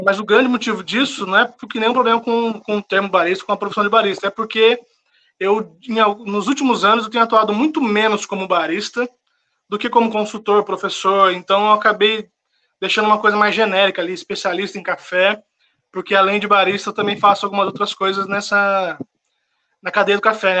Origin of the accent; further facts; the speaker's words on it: São José dos Campos, São Paulo, Brazil; also born or lived in Paraíba; resolvi voltar para São José dos Campos, que é a minha cidade. Sou do interior de São Paulo, São José dos Campos